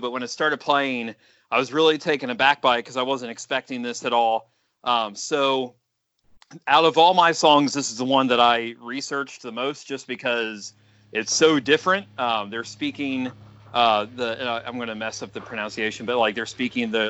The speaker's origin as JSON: {"language": "English", "region": "Ohio", "country": "United States", "tie": "born or raised there", "said": "being born and bred in Ohio"}